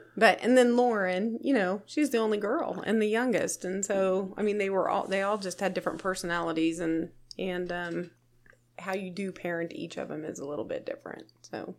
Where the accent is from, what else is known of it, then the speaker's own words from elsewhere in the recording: Nickerson, Kansas, United States; I grew up here in Reno County, Nickerson